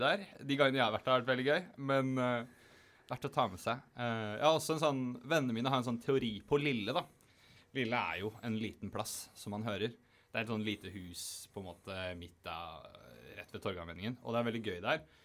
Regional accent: Eastern Norway, Norway; now in Bergen, Norway; som østlending

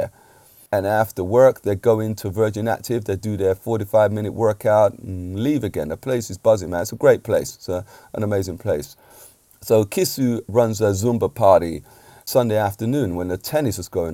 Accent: England, United Kingdom; I'm an Englishman, I've got to say. I'm a UK, born in the UK, but my parents are from Jamaica

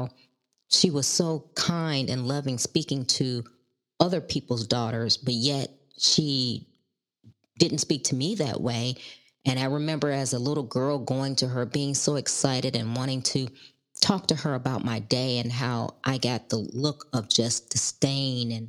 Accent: Chicago, Illinois, United States; I was born and raised in Chicago

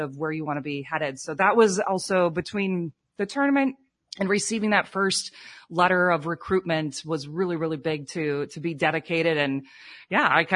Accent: Cedar Rapids, Iowa, United States; moved away as an adult; now in South Florida, United States; I'm originally from Iowa, Cedar Rapids, Iowa. My folks still live there

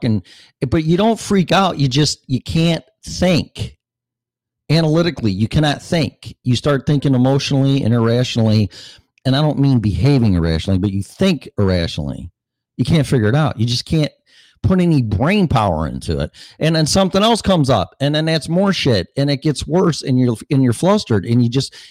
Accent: Streamwood, Illinois, United States; also born or lived in Des Plaines, Illinois / Davis Junction, Illinois / Las Vegas; my hometown, Streamwood, Illinois

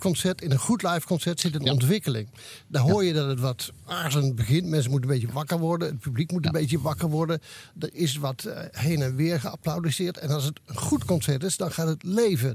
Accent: Oisterwijk, North Brabant, Netherlands; mijn geboorteplaats Oosterwijk

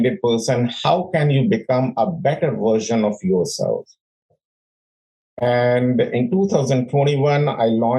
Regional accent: India; born or raised there; moved away as an adult; also born or lived in London; now in United States

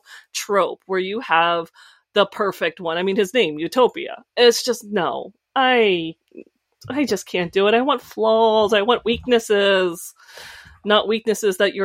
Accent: United States; I'm American

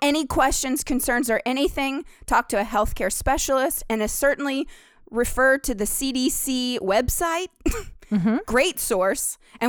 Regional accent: New York City, New York, United States; That's just showing my true colors of being a New Yorker.

